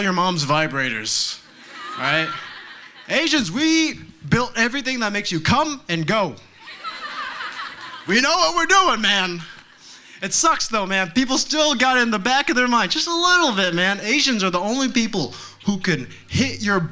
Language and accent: English; Texas, United States; I grew up here in Texas